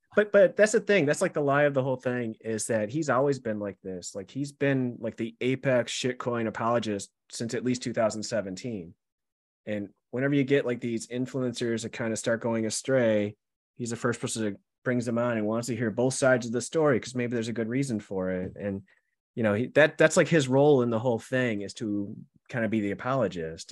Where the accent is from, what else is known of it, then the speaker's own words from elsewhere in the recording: Buffalo, New York, United States; accent: Buffalo; my Buffalo accent